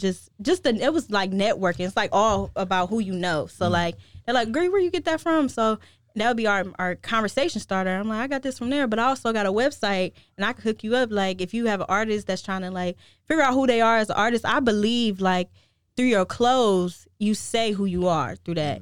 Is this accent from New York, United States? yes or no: no; Cleveland, Ohio, United States; now in Chicago, United States; born and raised in Cleveland